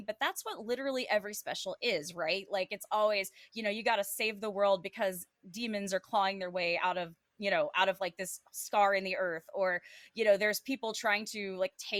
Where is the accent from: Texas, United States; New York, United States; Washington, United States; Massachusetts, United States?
Texas, United States; Texas, which is my home state